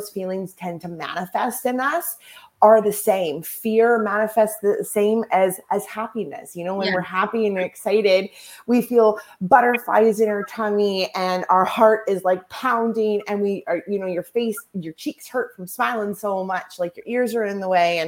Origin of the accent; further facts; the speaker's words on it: the Prairies, Canada; I'm from Canada. I'm from the prairies